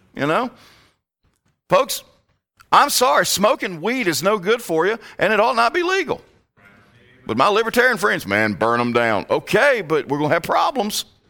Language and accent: English; Virginia, United States; moved away as an adult; also born or lived in Alabama; I, I was born and raised in Virginia